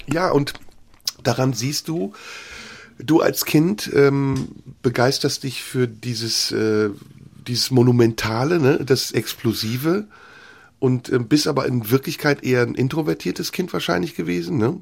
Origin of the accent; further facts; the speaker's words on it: Germany; als wir als Kinder in Deutschland aufgewachsen sind